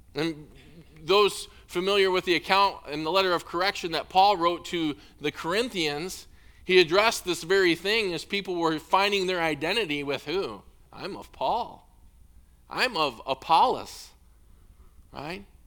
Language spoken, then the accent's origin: English; Illinois, United States; moved away; I grew up in Illinois